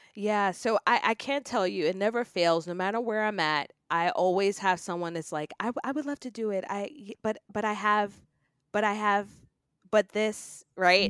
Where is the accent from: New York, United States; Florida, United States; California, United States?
New York, United States; New York City; I grew up in New York City, in Queens